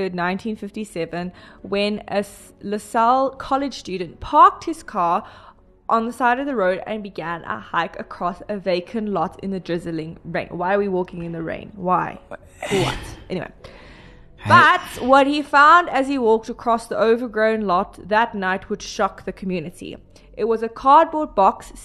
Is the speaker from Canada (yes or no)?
no; South Africa; I am South African